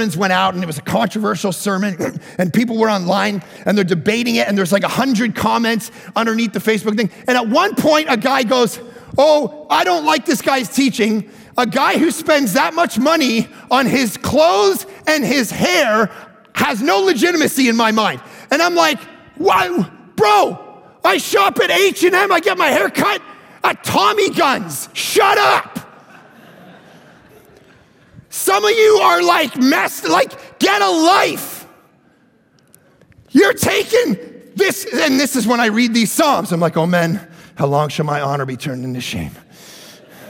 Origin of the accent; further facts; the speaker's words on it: Canada; I'm from Canada.